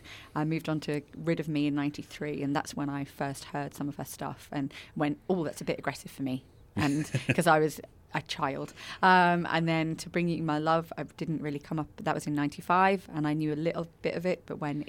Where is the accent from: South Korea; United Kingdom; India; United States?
United Kingdom; moved away as an adult; also born or lived in Brighton / London / Paris; now in Australia; my home country, in the UK.